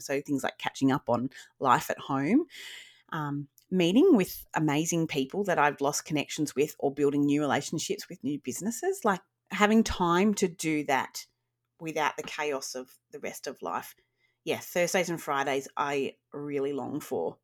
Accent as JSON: {"language": "English", "town": "Wagga Wagga", "region": "New South Wales", "country": "Australia", "tie": "born or raised there", "also_born_or_lived": "Sydney", "said": "I grew up in Wagga. I was really lucky to grow up in Wagga"}